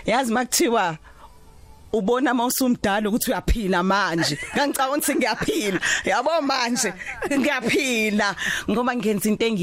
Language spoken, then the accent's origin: Zulu; Durban, KwaZulu-Natal, South Africa; also born or lived in Empangeni / Umlazi; ngizalelwe eThekwini em ngihlala emlazi